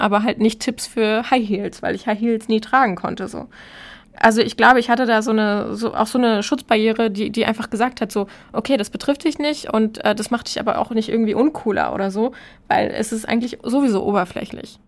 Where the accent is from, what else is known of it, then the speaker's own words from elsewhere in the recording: Hamburg, Germany; meine Heimatstadt Hamburg